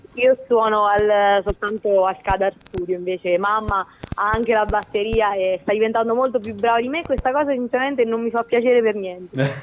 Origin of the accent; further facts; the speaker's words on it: Pagliare del Tronto, Marche, Italy; sono di Pagliare del Tronto